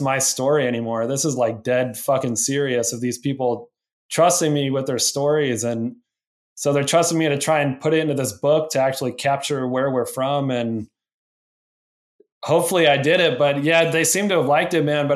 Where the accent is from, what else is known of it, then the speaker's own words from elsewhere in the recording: Rock Springs, Wyoming, United States; moved away; growing up in Rock Springs.